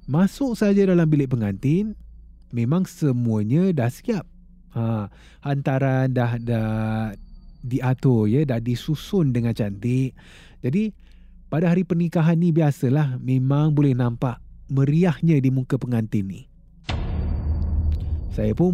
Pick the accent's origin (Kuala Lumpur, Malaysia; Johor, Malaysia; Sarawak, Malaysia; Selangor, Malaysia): Kuala Lumpur, Malaysia; sebab saya dari Kuala Lumpur KL. Ya, Kuala Lumpur